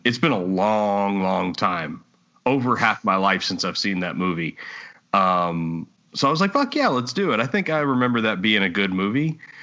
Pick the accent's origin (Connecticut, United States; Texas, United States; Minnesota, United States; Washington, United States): Texas, United States; I enjoy where I'm from. I enjoy yeah. being from Texas